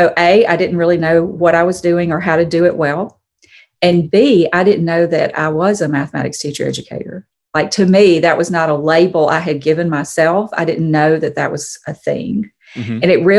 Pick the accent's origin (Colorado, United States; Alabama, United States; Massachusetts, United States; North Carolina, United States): Alabama, United States; moved away as an adult; I am originally from Alabama. And so if I'm ever talking to someone and I reference home, I'm talking about Alabama. As an adult, we've lived in several different states, and so home is Alabama. And I grew up there never really thinking about living anywhere but Alabama.